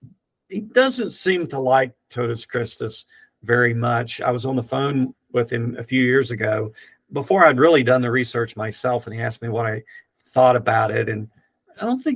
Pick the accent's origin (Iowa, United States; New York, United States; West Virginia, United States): West Virginia, United States; Rainelle; moved away; I grew up in Raynell, West Virginia